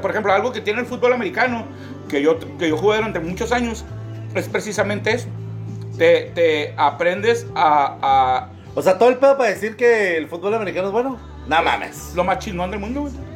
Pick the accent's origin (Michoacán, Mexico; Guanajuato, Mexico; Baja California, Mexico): Baja California, Mexico; Mexicali; yo nací en Mexicali. Mis papás nacieron aquí